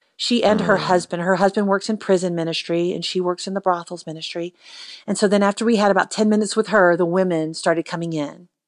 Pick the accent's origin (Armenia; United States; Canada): United States; I am an American